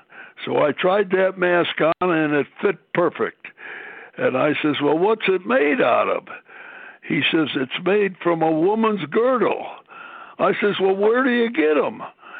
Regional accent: Buffalo, New York, United States; moved away as an adult; also born or lived in Syracuse / Chicago / California; I grew up in Buffalo

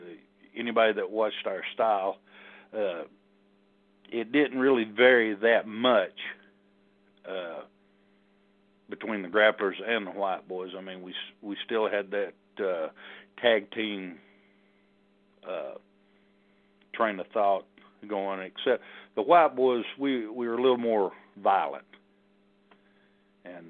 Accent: Knoxville, Tennessee, United States; I'm from Knoxville, Tennessee, born and raised

